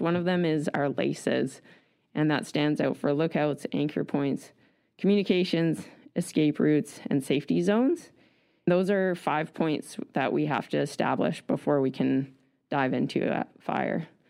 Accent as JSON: {"language": "English", "town": "Nelson", "region": "British Columbia", "country": "Canada", "tie": "born or raised there", "also_born_or_lived": "Vancouver Island", "moved": "as an adult", "said": "I grew up in Nelson, B C"}